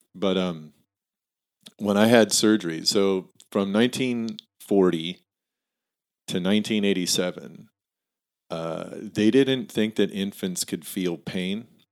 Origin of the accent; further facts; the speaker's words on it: Tillamook, Oregon, United States; also born or lived in Hillsboro, Oregon; I was born in Hillsboro and grew up there for, like, till I was seven. And then we moved to Tillamook from, I lived there from seven to seventeen